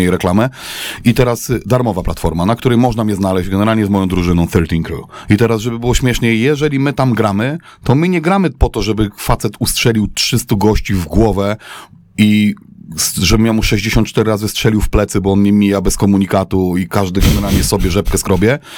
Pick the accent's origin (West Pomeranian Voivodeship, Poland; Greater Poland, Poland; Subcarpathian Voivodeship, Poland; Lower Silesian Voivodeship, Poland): Lower Silesian Voivodeship, Poland; Wrocław; na Kozanowie, na naszym boisku do piłki nożnej